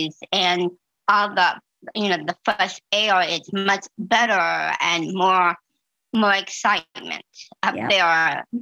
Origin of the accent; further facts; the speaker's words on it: Peoria, Illinois, United States; moved away as an adult; also born or lived in Iron River; My hometown is in Peoria, Illinois.